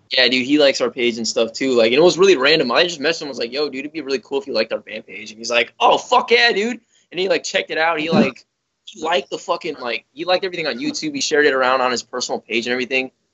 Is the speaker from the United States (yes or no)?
yes; Chicago, Illinois, United States; I grew up in Chicago